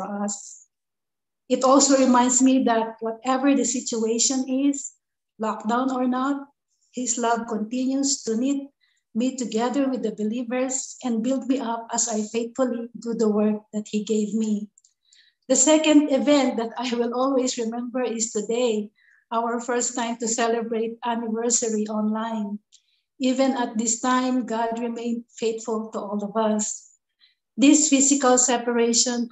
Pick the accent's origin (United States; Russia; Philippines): Philippines; moved away as an adult; now in Vietnam; from the Philippines